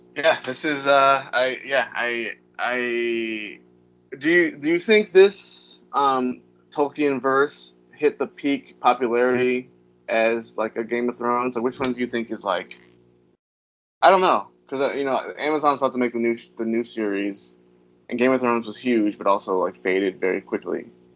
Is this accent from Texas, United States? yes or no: no; Virginia, United States; moved away; I'm from Virginia